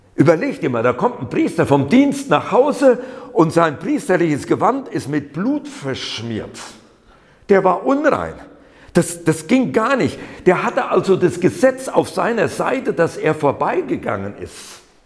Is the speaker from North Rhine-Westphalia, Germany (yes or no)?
yes; Siegerland, North Rhine-Westphalia, Germany; moved away as an adult; now in Berlin, Germany; Ich bin im Siegerland geboren, nur weil da einige so meine Sprachmarke noch so mitkriegen.